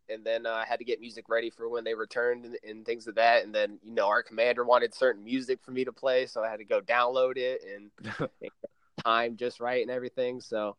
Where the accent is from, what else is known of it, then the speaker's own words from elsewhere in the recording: Raleigh, North Carolina, United States; also born or lived in Boston, Massachusetts / Florida; I'm from Raleigh, North Carolina, actually. I moved around a bit, but Raleigh, North Carolina would be my home.